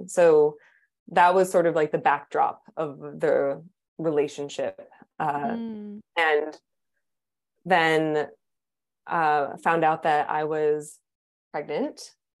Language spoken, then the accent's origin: English; East Coast, United States; also born or lived in San Francisco, United States; now in Portugal; But I'm originally from the East Coast. That's where I grew up.